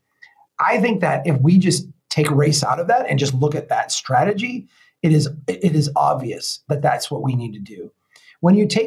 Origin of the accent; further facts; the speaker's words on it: Brainerd, Minnesota, United States; my hometown here, Brainerd